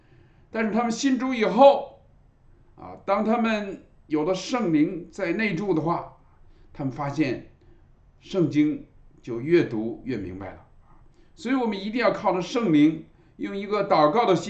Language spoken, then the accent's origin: Chinese; China; 礼拜天通常我们中国人啊都是喜欢啊在一上午把两件事都办了啊。